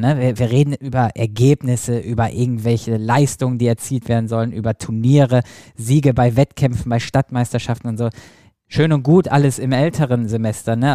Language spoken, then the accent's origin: German; Selm, North Rhine-Westphalia, Germany; komm ja aus Selm